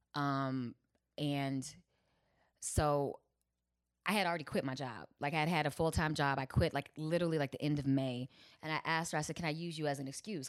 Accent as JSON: {"language": "English", "town": "Chicago", "region": "Illinois", "country": "United States", "said": "I'm from Chicago"}